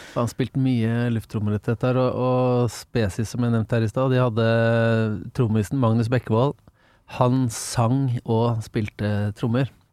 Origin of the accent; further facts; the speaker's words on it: Engelsviken, Østfold, Norway; now in Drøbak, Norway; Jeg er fra Engelsviken, som er litt liten krok utafor Fredrikstad. Ja. Um, så jeg sier jo til folk som ikke er veldig godt kjent, så sier jeg er fra Fredrikstad, da. Men det er Engelsviken som er uh, kroken jeg vokste opp